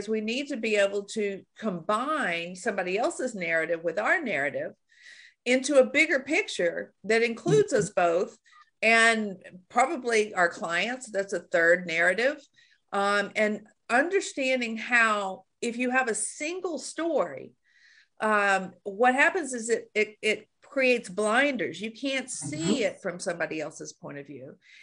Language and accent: English; Shreveport, Louisiana, United States; moved away as an adult; also born or lived in Australia; I'm from Shreveport, Louisiana. So I had a cultural, you know, cone of silence around about growing up in Shreveport, Louisiana